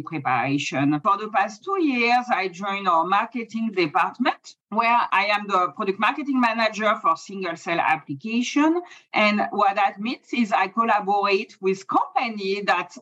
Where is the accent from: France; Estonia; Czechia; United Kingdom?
France; accent: French; English is a second language; moved away as an adult; now in San Diego, United States; I'm from France. That's the accent, even though I've been in the US for a long time.